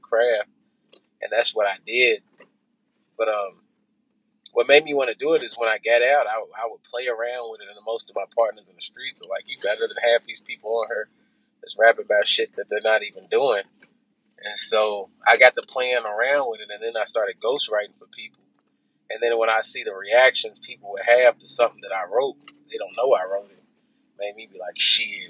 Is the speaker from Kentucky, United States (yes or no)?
yes; Louisville, Kentucky, United States; I'm from Louisville, Kentucky.